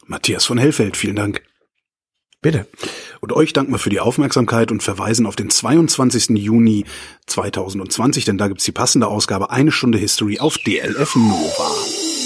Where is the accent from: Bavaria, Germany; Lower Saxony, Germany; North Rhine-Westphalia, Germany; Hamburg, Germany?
North Rhine-Westphalia, Germany; Erftstadt; aus dem ähm, Ort, in dem ich zur Schule gegangen bin, aus Erftstadt.